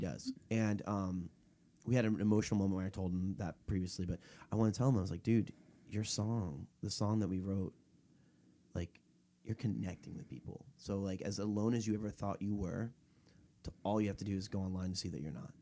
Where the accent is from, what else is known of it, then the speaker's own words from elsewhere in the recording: Florida, United States; He's from my hometown in Florida, and we went to high school together